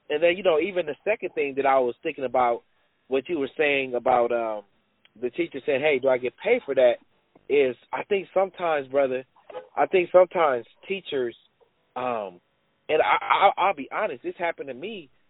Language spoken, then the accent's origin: English; Los Angeles, California, United States; I grew up in South Central Los Angeles